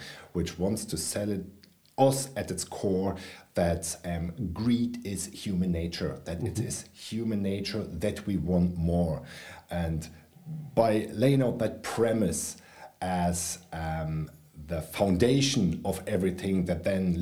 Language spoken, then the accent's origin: English; Berlin, Germany; moved away as an adult; now in Ireland; I grew up in West Berlin in the 1970s and 80s.